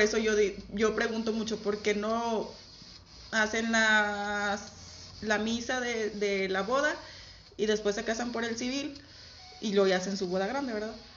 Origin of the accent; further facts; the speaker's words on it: Camargo, Mexico; moved away; de donde yo vengo, como es algo muy pequeño